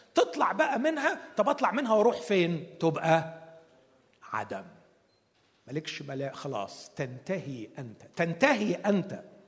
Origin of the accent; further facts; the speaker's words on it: Alexandria, Alexandria Governorate, Egypt; عندنا في اسكندرية